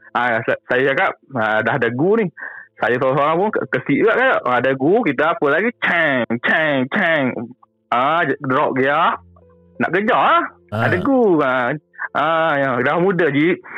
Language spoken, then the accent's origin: Malay; Kota Bharu, Kelantan, Malaysia; saya ni orang KB Kelantan